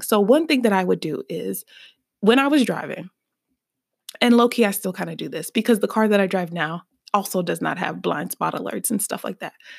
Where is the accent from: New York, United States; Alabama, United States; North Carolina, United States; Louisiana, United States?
Alabama, United States; Birmingham; I am from Birmingham, Alabama.